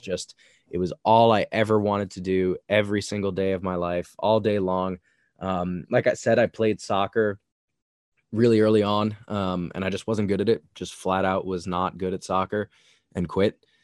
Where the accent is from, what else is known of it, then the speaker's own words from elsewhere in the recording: Long Island, New York, United States; I grew up in a suburban part of New York. I grew up in Long Island, so I was not in the city